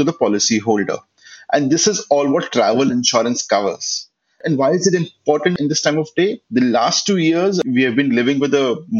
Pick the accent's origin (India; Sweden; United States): India; And kind of come back to my home country whenever I want to, basically.